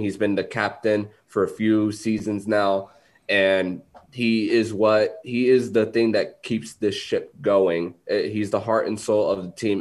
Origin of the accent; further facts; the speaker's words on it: South Florida, United States; South Florida boy through and through